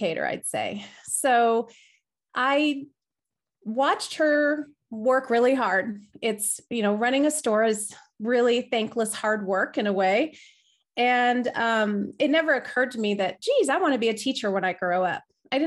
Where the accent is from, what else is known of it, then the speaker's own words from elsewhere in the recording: Riverside, California, United States; moved away as an adult; now in Denver, United States; I grew up in Southern California in a city called Riverside